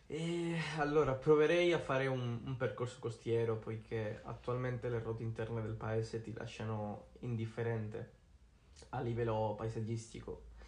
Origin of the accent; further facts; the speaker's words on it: Bujalance, Córdoba, Andalusia, Spain; Italian is a second language; moved away as an adult; also born or lived in Granada / Seville / Nice; now in Switzerland; vengo da, da una piccola città di Cordova chiamata Bucaranfe